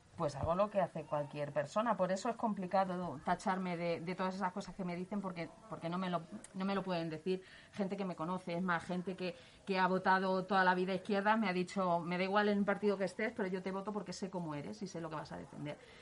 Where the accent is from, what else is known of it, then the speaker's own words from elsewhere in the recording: Leganés, Community of Madrid, Spain; es una persona de Leganés, nació en Leganés. Mi padre tenía aquí un negocio